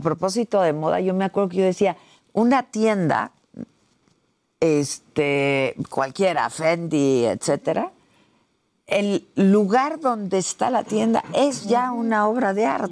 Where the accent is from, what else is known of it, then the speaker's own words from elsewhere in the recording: Mexico; habemos mexicanos enamorados de Italia